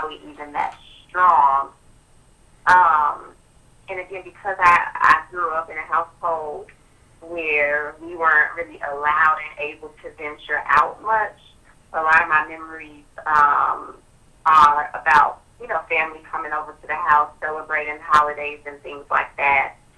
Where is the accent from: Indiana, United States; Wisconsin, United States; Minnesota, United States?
Wisconsin, United States; Milwaukee; I grew up on the north side of Milwaukee, right at about 27th and Juneau